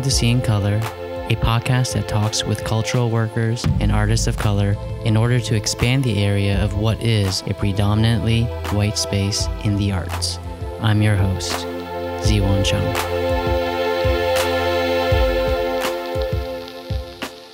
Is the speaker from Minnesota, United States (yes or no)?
no; New Hampshire, United States; moved away; also born or lived in New York; I grew up in New Hampshire, and I was sort of like a, you know, moody high school student. I had moved from New York